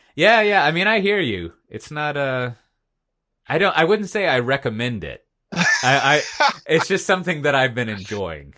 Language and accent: English; Texas, United States; as a Texan